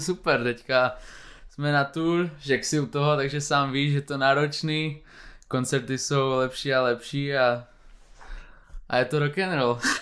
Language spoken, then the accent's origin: Czech; Moravia, Czechia; když jsme z Moravy, tak eh, my jsme furt na cestě, pendlujeme pořád mezi Prahou a Ostravou